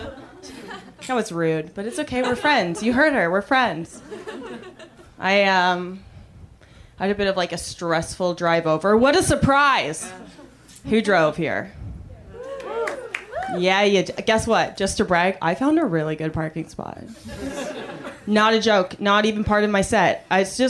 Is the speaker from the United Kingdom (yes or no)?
no; Canada; now in United States; I'm an immigrant. Thank you. I'm Canadian